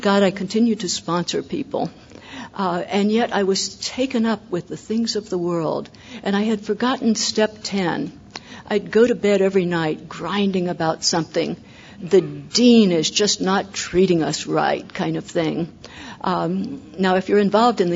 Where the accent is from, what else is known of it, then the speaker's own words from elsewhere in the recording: Ohio, United States; also born or lived in Chicago; now in California, United States; I was born in Ohio, and so I know ice and snow